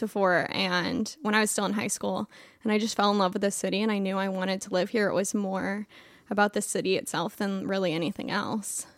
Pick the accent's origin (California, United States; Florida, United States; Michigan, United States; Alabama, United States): Florida, United States; Clearwater; moved away; I'm from Clearwater, Florida